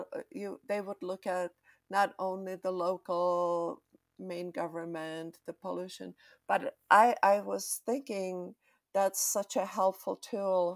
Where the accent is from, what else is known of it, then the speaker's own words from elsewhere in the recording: Czechia; I'm from Czech Republic, and I experience after '89 the pollution